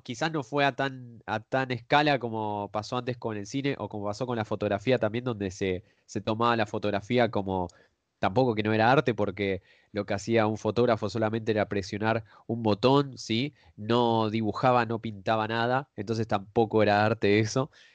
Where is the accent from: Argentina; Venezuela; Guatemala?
Argentina; los que somos de Argentina